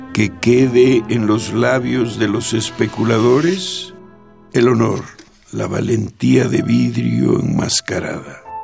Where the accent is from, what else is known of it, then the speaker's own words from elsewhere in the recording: Jalpa de Méndez, Tabasco, Mexico; moved away as an adult; also born or lived in Villahermosa; now in Mexico City, Mexico; estuve en Jalpa hasta los 13 años. Después me fui a Villahermosa, estuve, que será unos 5 años en Villahermosa, y luego me vine a la Ciudad de México